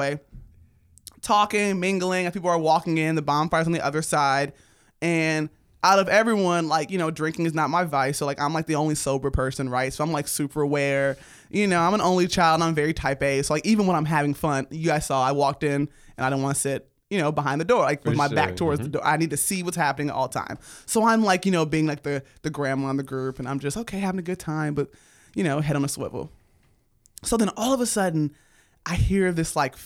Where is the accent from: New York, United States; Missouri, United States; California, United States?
California, United States; Los Angeles; born and raised in Los Angeles.